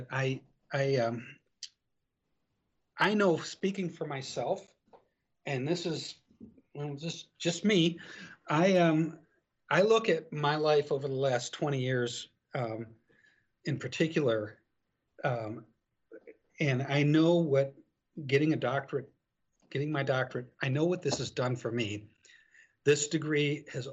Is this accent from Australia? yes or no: no; Detroit, Michigan, United States; growing up in Detroit, you know, back in the day, everybody went to graduated from high school. And like myself, I graduated from high school, and the following Monday, I was on the assembly line at Chrysler.